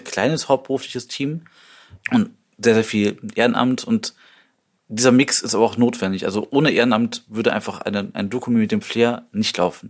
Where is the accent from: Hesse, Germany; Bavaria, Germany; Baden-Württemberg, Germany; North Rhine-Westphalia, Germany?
North Rhine-Westphalia, Germany; Düsseldorf; als Düsseldorfer